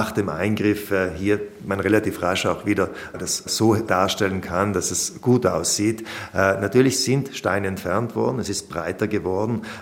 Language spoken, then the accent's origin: German; Trentino-Alto Adige, Italy; Ich komme ja aus der Gegend, äh, meine Frau ist aus dem Grödental.